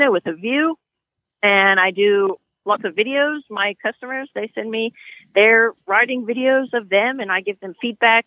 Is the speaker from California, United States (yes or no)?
yes; California, United States; moved away as an adult; I grew up in California riding horses